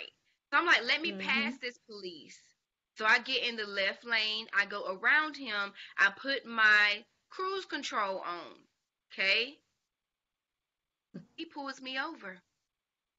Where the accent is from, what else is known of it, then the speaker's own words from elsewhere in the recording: Dublin, Georgia, United States; I was just going back to Savannah State from Dublin. That's where we're from Dublin, Georgia.